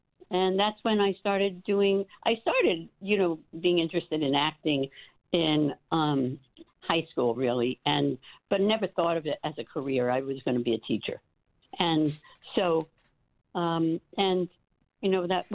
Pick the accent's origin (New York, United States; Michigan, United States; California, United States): New York, United States; New York City; also born or lived in Coney Island, Brooklyn / Manhattan; I was born in Coney Island, and Coney Island Hospital, I guess, was where I was born. And I lived there for about 3.5-4 years, and then we moved all the way to Bensonhurst, which was about 3 subway stops. And I lived there my entire childhood